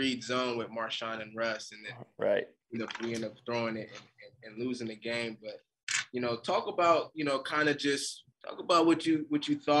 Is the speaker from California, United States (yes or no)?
yes; Bay Area, California, United States; I grew up in the Bay Area